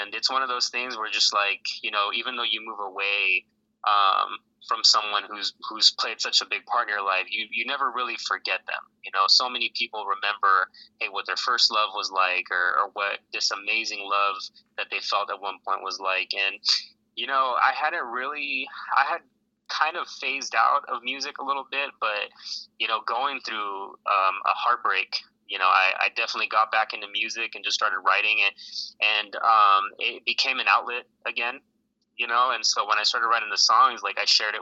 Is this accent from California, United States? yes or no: yes; Los Angeles, California, United States; moved away as an adult; also born or lived in Alaska; now in Fayetteville, United States; I grew up in Los Angeles